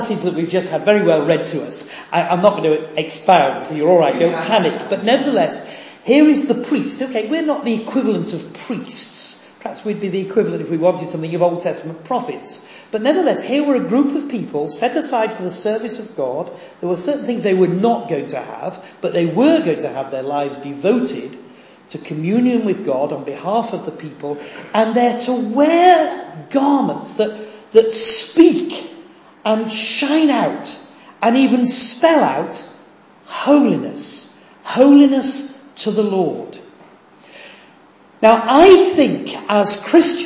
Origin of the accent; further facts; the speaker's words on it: Horsforth, Yorkshire and the Humber, United Kingdom; moved away as an adult; I grew up in Horsforth, which is just a little bit north of Leeds. So real Yorkshireman.